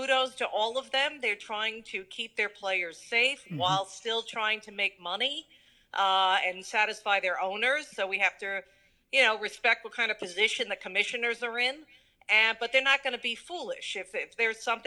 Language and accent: English; Long Island, New York, United States; growing up on Long Island at that time